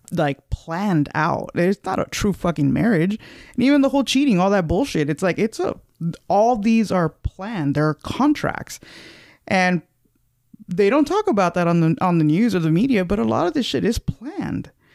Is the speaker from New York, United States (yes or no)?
no; California, United States; moved away; ever since I left California